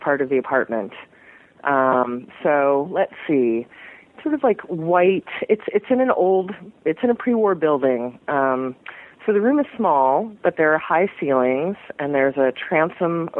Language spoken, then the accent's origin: English; New York City, New York, United States; also born or lived in Brooklyn; I grew up mostly in Manhattan, but not in Midtown